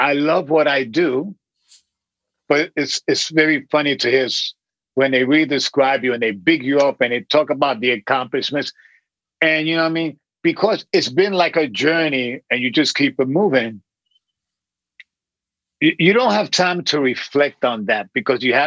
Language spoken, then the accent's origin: English; New York City, New York, United States; also born or lived in Flatbush, Brooklyn; I live in, obviously, in Brooklyn. I grew up in Williamsburg.